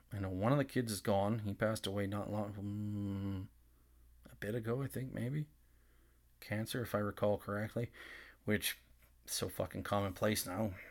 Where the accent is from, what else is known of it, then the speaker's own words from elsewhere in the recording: Nanton, Alberta, Canada; growing up in Nanton at that time